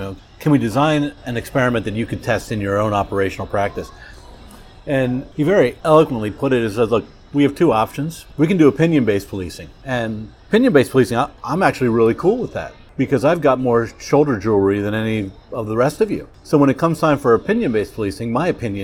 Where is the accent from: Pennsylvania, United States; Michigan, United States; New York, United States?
Pennsylvania, United States; York; moved away; growing up where I grew up, York, Pennsylvania